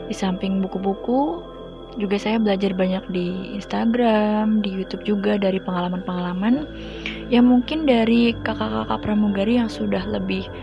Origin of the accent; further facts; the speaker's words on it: Ciamis, West Java, Indonesia; now in Purwokerto, Indonesia; Asal saya dari Ciamis, Jawa Barat dan saat ini saya bekerja sebagai train attendant atau biasa disebut dengan pramugari kereta api di Daop 5 Purwokerto.